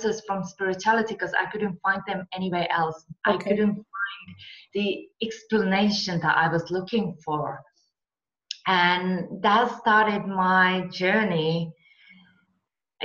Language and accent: English; Finland; moved away as an adult; also born or lived in Marbella / California; I'm from Finland and we get really harsh winters